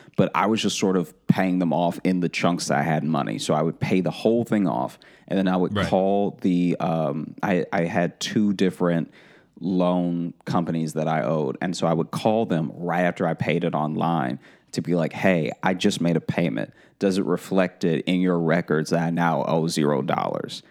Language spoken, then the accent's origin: English; Louisiana, United States; growing up in Louisiana and being around people with like thick Cajun accents